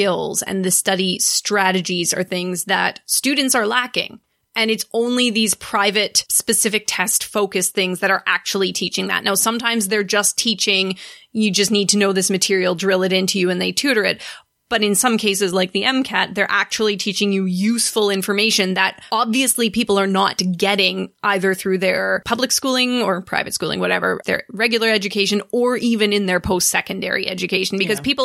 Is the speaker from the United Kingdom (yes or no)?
no; Canada; having been born and raised in Canada